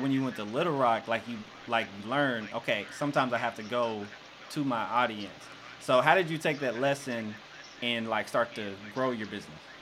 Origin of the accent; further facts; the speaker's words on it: Jonesboro, Arkansas, United States; I grew up in Jonesboro